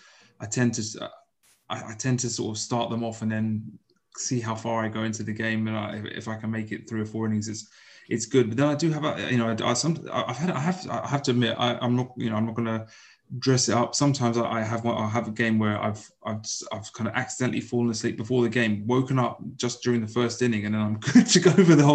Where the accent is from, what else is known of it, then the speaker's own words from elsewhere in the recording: United Kingdom; as British baseball fans